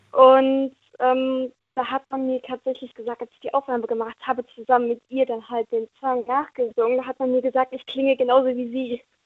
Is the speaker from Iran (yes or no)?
no; Neumagen-Dhron, Rhineland-Palatinate, Germany; Neumagen-Drohn komme ich her.